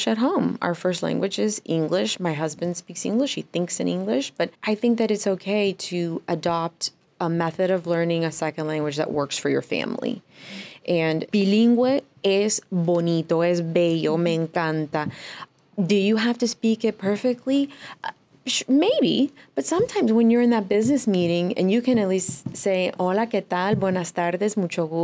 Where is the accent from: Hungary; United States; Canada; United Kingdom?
United States; Dallas, Texas; now in South Florida, United States; I'm originally from Dallas, Texas